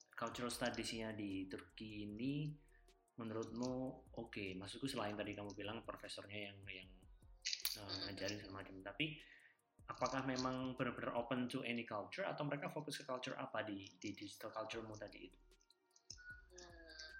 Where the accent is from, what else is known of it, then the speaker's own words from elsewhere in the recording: Java, Indonesia; Kita kan dari Jawa